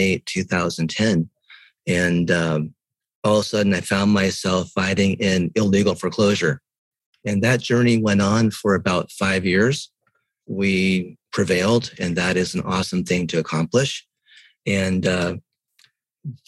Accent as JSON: {"language": "English", "country": "Japan", "tie": "born or raised there", "also_born_or_lived": "Chiang Mai, Thailand", "moved": "yes", "said": "I was born in Japan"}